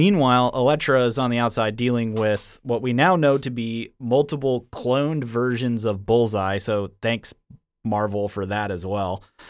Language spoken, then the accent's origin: English; Vermont, United States; moved away; also born or lived in Raleigh / Columbus; originally I'm from Vermont, so like New England.